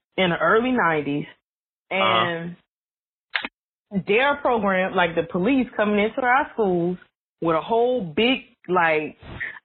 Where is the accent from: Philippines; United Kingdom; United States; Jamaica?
United States; Georgia; moved away as an adult; also born or lived in Chicago; now in Washington, D.C., United States; I was born in Georgia. So I'm a down south Georgia girl